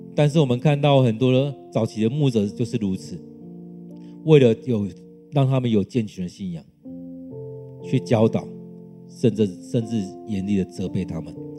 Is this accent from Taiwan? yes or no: yes; Taiwan; 让我们来回想我们台湾人是怎么样